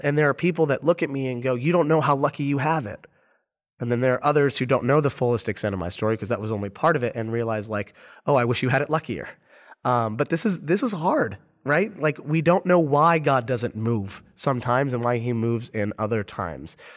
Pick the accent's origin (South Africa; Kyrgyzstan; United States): United States; Orlando, Florida; I'm from Orlando